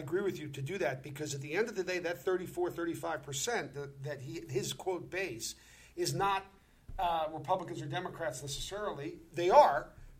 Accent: New York, United States; I'm from New York.

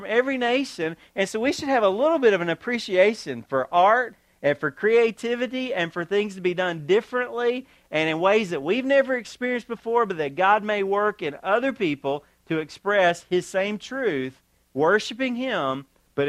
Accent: United States; I'm an American

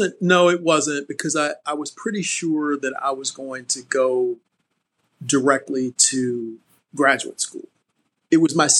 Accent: Savannah, Georgia, United States; I grew up in Savannah, Georgia, oldest of three kids.

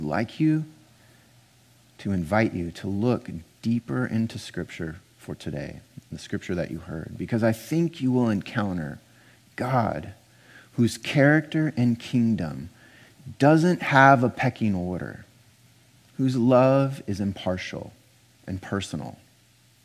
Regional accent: Pasadena, California, United States; now in Portland, United States; I grew up in Pasadena, California

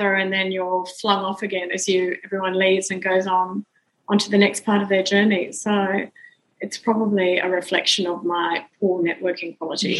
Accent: Brisbane, Queensland, Australia; I grew up in Brisbane, went to school in Brisbane

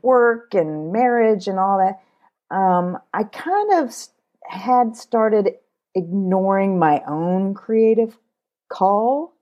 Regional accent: Kentucky, United States; I was born in Kentucky. I'm a Kentucky girl.

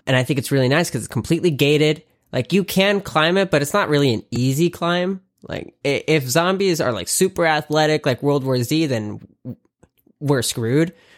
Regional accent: the South, United States; now in California, United States; I grew up in the South and, like, the South has manners

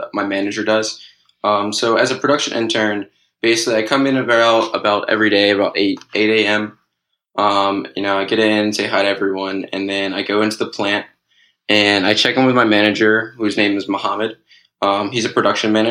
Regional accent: Pikesville, Maryland, United States; moved away as an adult; now in Los Angeles, United States; I'm in LA right now, but actually I'm originally from Pikesville, Maryland

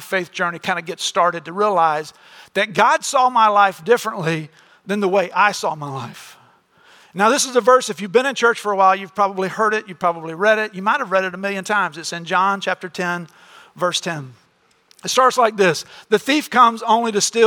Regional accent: Florida, United States; we grew up in Florida

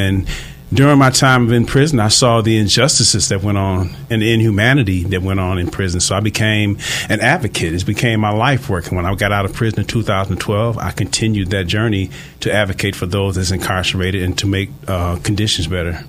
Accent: Flint, Michigan, United States; now in Detroit, United States; I live in Detroit. I'm originally from Flint, Michigan, actually.

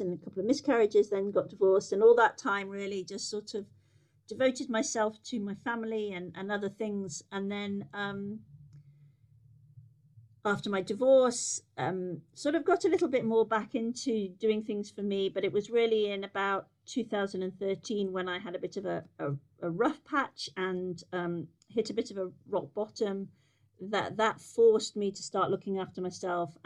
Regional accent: Yorkshire and the Humber, United Kingdom; also born or lived in America; So I'm from Yorkshire, born and bred. I grew up in the middle of the county

